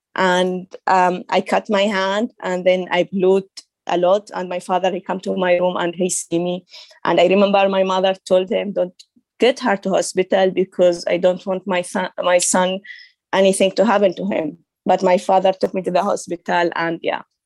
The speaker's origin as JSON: {"language": "English", "country": "Saudi Arabia", "tie": "born or raised there", "also_born_or_lived": "Syria", "second_language": "English", "moved": "as an adult", "lives_now": "Germany", "said": "He is original from Syria, but he traveled to Saudi Arabia to work, and then he married my mom, and we I born in, in Saudi Arabia"}